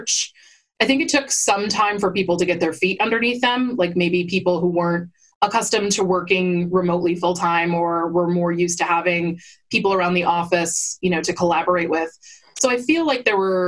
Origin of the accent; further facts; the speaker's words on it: Buffalo, New York, United States; I moved back to my hometown of Buffalo, New York, Western New York